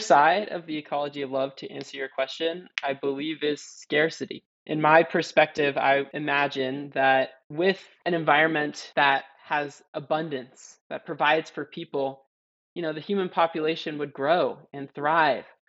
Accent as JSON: {"language": "English", "region": "California", "country": "United States", "tie": "born or raised there", "said": "growing up in California, a landscape that's been devastated by waves of colonialism"}